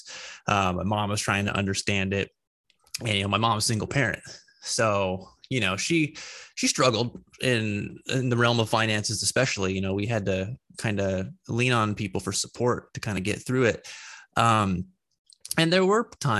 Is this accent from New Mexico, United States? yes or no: yes; New Mexico, United States; now in Pennsylvania, United States; I'm not from Pennsylvania. I'm from New Mexico.